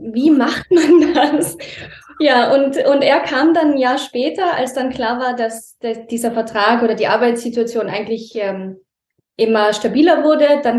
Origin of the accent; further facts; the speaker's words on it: Tyrol, Austria; Und in Tirol, wo ich aufgewachsen bin, gehe ich aus der Haustür raus und ich bin da.